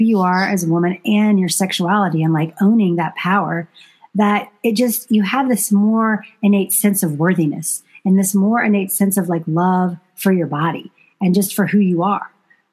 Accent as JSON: {"language": "English", "region": "the South", "country": "United States", "tie": "born or raised there", "said": "I was raised very conservatively in the South"}